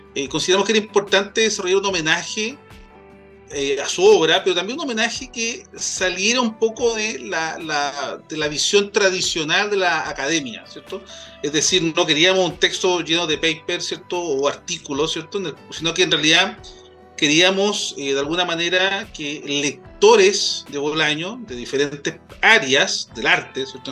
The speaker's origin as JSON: {"language": "Spanish", "town": "Quilpué", "region": "Valparaíso", "country": "Chile", "tie": "born or raised there", "said": "yo soy de, de Quilpué, nacido y, y criado como siempre digo, de, esa zona de la quinta región"}